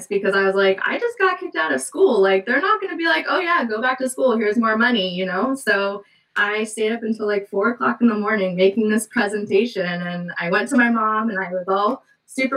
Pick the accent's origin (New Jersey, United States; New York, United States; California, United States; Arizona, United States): California, United States; now in Washington, United States; I'm originally from California